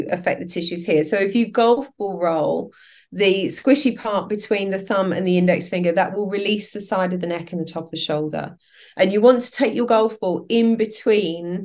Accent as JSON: {"language": "English", "region": "England", "country": "United Kingdom", "also_born_or_lived": "Southern France", "said": "I'm English."}